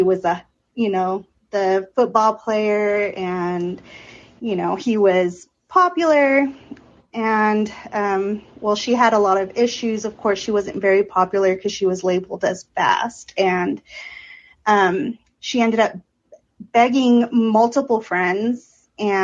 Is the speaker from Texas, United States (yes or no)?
yes; Odessa, Texas, United States; my hometown is the hometown of Friday Night Lights